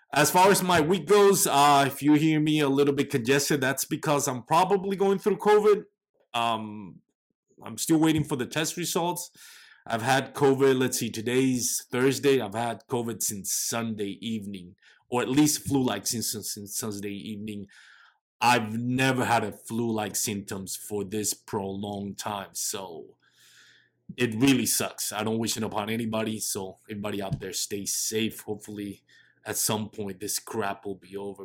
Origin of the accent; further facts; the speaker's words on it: Texas, United States; I'm from Texas